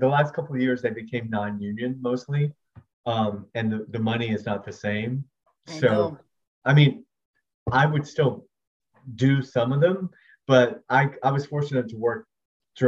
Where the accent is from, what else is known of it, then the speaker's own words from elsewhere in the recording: Georgia, United States; I'm from Georgia